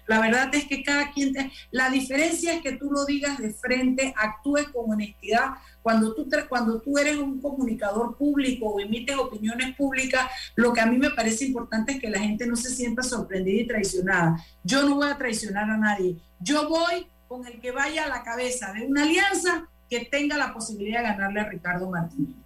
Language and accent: Spanish; Panama; como panameños